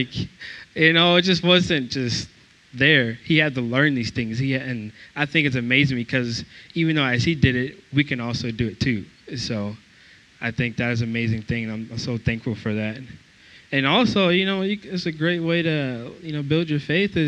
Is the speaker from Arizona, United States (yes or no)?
no; Georgia, United States; moved away as an adult; also born or lived in Iowa; because I'm from Georgia